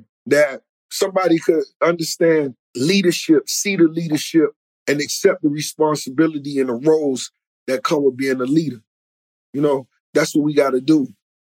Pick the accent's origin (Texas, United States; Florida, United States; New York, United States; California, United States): Florida, United States; Miami; right here in Miami, growing up in Miami.